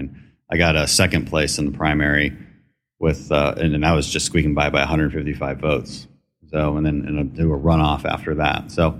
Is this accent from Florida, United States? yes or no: no; Houston, Texas, United States; also born or lived in Aberdeen, Scotland; I grew up in Houston, although I wasn't born here. I was born in Aberdeen, Scotland.